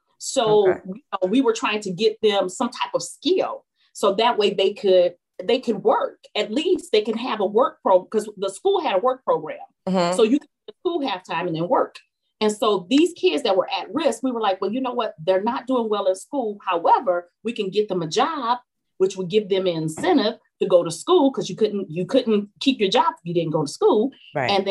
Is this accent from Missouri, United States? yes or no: no; Elyria, Ohio, United States; I grew up in a small town outside, 26 miles outside of Cleveland, Ohio, which is called Elyria